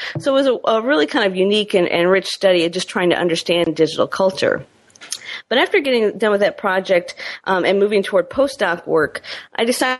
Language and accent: English; Michigan, United States; stringing for a couple newspapers from my home state of Michigan, as well as working for Christianity Today magazine and a few other news outlets. But as time wore on, I transitioned back to Michigan